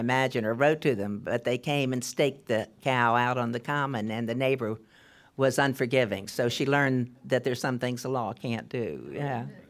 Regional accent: Maryland, United States; now in California, United States; I'm from Maryland

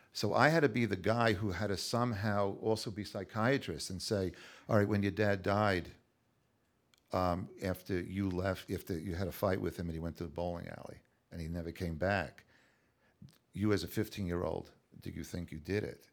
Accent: Long Island, New York, United States; moved away; also born or lived in Brooklyn, New York / Los Angeles; growing up on Long Island, uh, in, in the sixties

